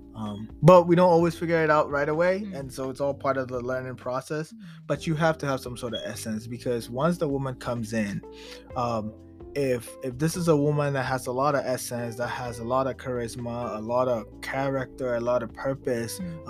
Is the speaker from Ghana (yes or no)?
yes; Ghana; I'm from Ghana. I'm originally from Ghana